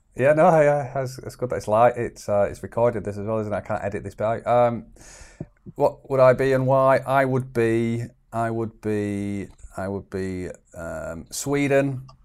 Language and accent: English; Chorley, North West England, United Kingdom; I'm, I'm from Chorley, northwest uh, England.